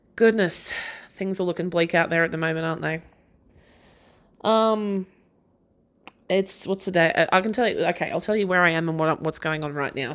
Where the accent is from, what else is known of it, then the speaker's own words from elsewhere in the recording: Australia; I'm an Aussie and that is how I talk.